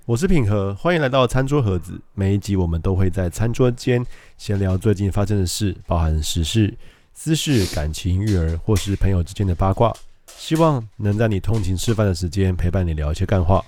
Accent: Taipei, Taiwan; 我老家，我爸妈家，他在师大路

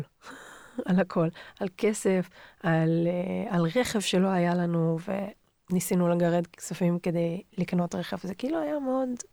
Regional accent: Ra'anana, Central District, Israel; also born or lived in Tel Aviv / northern Israel; נולדתי בתל אביב. הייתה לי ילדות כזה חצי תל אביב והרוב בשרון, ברעננה. למדתי בבית ספר גבריאלי בתל אביב עד כיתה ד', ומשם עברנו לרעננה

